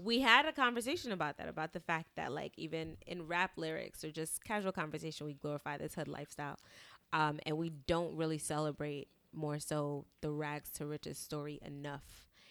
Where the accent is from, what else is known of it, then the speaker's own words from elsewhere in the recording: New York City, New York, United States; I grew up in Brownsville